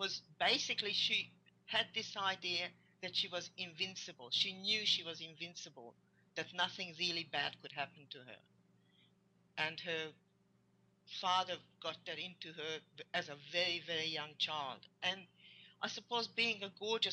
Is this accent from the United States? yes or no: no; Hungary; English is a second language; moved away; I came from Hungary